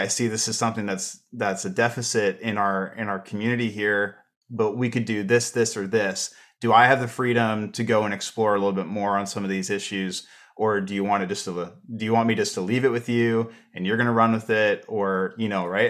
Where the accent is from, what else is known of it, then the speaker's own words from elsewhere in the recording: Canada; as a Canadian